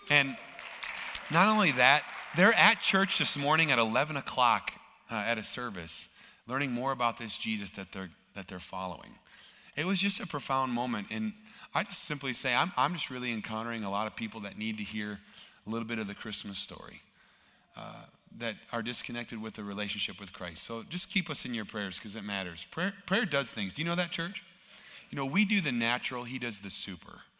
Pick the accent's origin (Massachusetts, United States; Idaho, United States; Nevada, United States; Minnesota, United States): Minnesota, United States; now in Canada; now, I'm from Minnesota, uh, which is in the U.S and it's technically part of Canada. so, this weather that you're having uh, right now, minus 25, it sort of feels like home to me.